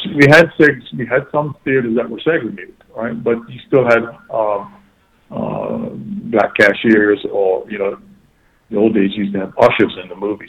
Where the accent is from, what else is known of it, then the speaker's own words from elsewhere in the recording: Bermuda; growing up in Bermuda with U.S. servicemen all around us